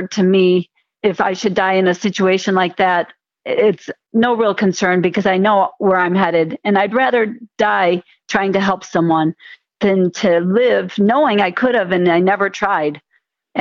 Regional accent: Detroit, Michigan, United States; moved away as an adult; also born or lived in northern Florida; now in Florida, United States; I'm from the Detroit, Michigan area, and I moved down with my husband 35 years ago after we finished medical school to train in Florida

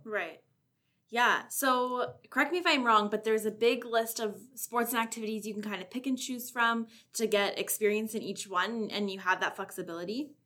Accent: Shelburne, Ontario, Canada; I'm from Shelburne. I, it's about 20 minutes from Orangeville

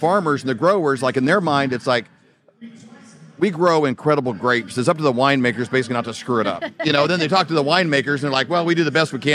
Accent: Midwest, United States; we grew up in the Midwest on more just like traditional farming

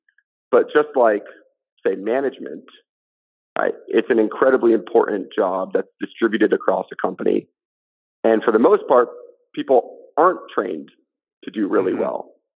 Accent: Montclair, New Jersey, United States; I was, yeah, born and raised here

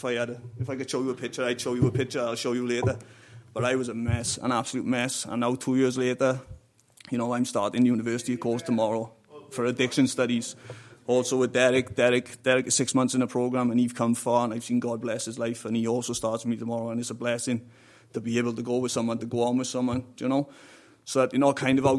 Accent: South Wales Valleys, United Kingdom; moved away as an adult; now in Ireland; I'm from the South Wales Valleys

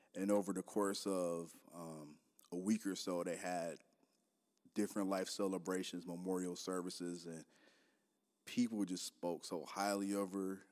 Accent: Detroit, Michigan, United States; moved away as an adult; also born or lived in Minneapolis-Saint Paul, Minnesota; now in Minneapolis, United States; I'm from Detroit. born and raised there, Detroit Public School graduate.

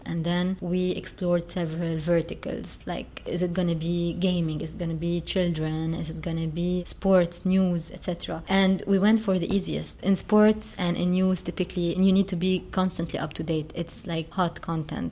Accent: Beirut, Beirut Governorate, Lebanon; I grew up in Beirut. I went to a lovely school and I spent all of my uh, school years there up until graduation.

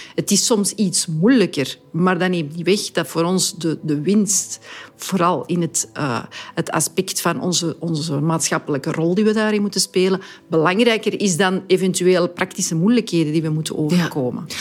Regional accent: Antwerp, Flanders, Belgium; ik ben een trotse Antwerpenaar, dat ik dan die mensen kan verwelkomen in mijn stad

